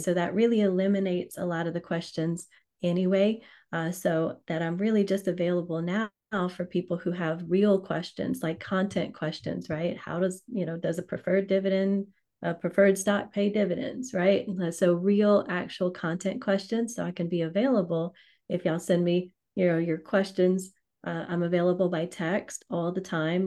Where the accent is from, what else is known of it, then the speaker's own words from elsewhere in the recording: Louisiana, United States; I'm from Louisiana, so I say right.